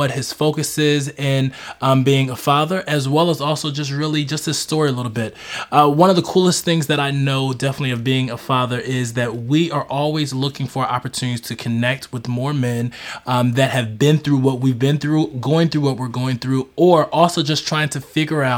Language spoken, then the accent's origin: English; Philadelphia, Pennsylvania, United States; also born or lived in Oklahoma / Denton, Texas; now in Dallas, United States; I'm originally from Philadelphia, Texas native now. So or Dallas native